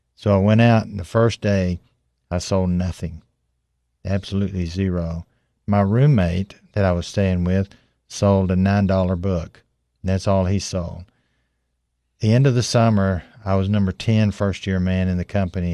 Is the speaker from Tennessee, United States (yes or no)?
yes; Tennessee, United States; I grew up in Tennessee